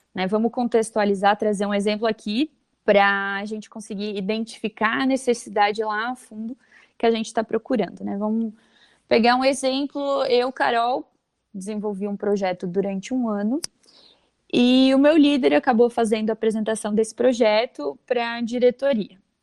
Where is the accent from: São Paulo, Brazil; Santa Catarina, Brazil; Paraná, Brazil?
Santa Catarina, Brazil; Vale do Itajaí; sou de Santa Catarina mesmo, aqui do Vale do Itajaí